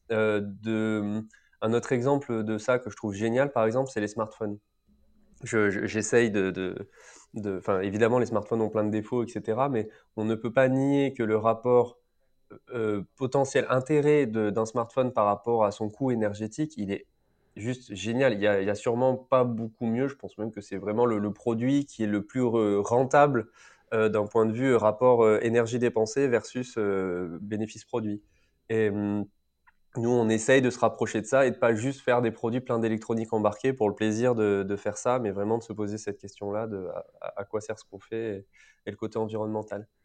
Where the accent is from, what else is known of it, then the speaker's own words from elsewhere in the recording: France; soit je suis français, donc je fais venir au maximum des pièces qui sont sourcées, une matière première sourcée en France que tu payes plus cher